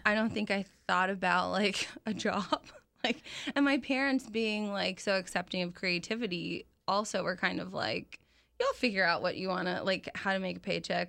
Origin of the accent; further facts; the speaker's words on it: Ocala, Florida, United States; I was born in Ocala. My parents moved